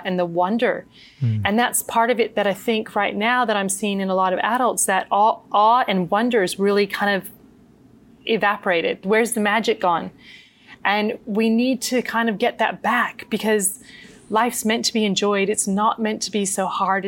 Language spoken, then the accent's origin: English; United States; as a child growing up in the States